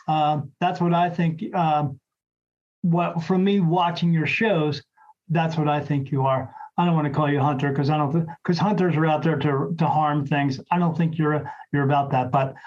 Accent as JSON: {"language": "English", "town": "National Park", "region": "New Jersey", "country": "United States", "tie": "born or raised there", "moved": "yes", "said": "I was actually from South Jersey, a little town called National Park, right across from the, right at the Delaware River, across from Philadelphia."}